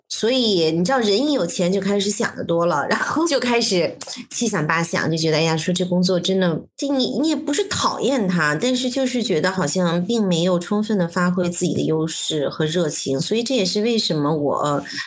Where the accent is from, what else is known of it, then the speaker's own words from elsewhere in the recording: Beijing, China; 就是北京人，然后我在北京出生长大，我上了全中国最好的高中，人大附中，然后考了一个那个全北京最烂的大学